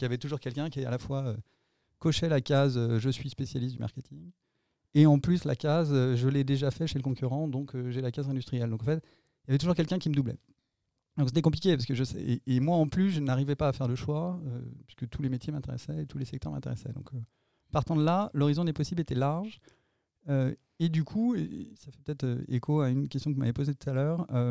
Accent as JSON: {"language": "French", "town": "Nantes", "region": "Pays de la Loire", "country": "France", "tie": "born or raised there", "also_born_or_lived": "Annecy", "said": "Je vivais à Nantes, même si je suis né à Annecy"}